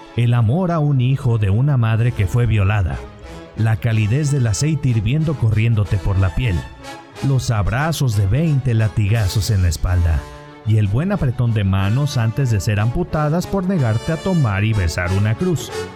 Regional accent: Mexico; nos ha traído esta imagen como mexicanos

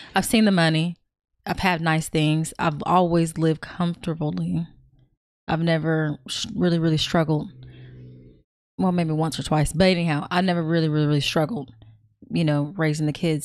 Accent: California, United States; I'm from Cali

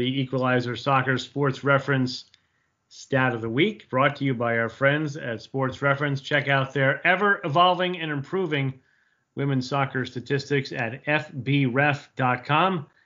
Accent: New York, United States; I come from New York, so we have just a little bit of traffic here

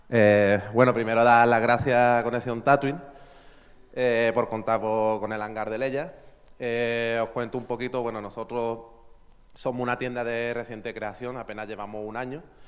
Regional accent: Málaga, Andalusia, Spain; somos malagueños, somos de Málaga

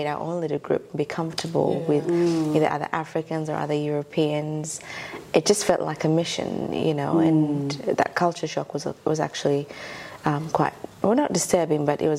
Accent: Ethiopia; now in Australia; I'm from Ethiopia. Also Ethiopian Eritrean. My mum's Eritrean and my father's Ethiopian.

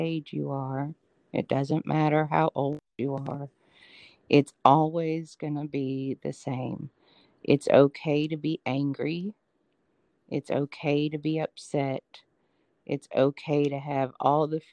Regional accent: Atlanta, Georgia, United States; moved away as an adult; also born or lived in Los Angeles, California; now in Birmingham, United States; I was born actually in Los Angeles and raised in Atlanta

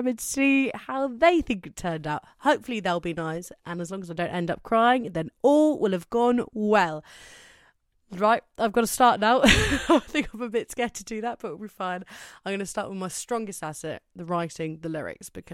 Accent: Cornwall, South West England, United Kingdom; I'm from Cornwall in England

